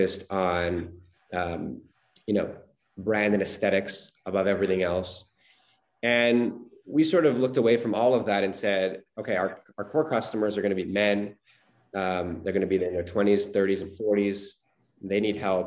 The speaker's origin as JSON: {"language": "English", "town": "Montreal", "region": "Quebec", "country": "Canada", "tie": "born or raised there", "said": "growing up in Montreal"}